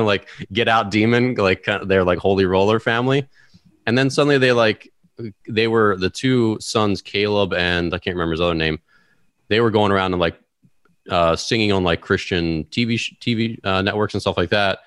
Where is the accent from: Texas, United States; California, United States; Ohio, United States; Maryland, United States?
Maryland, United States; moved away as an adult; also born or lived in Bloomington, Illinois; now in Washington, D.C., United States; I was from the Maryland area